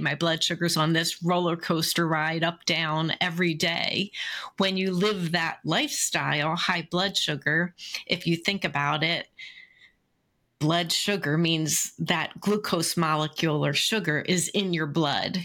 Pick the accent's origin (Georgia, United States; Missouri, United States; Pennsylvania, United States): Pennsylvania, United States; Philadelphia; I grew up in Philly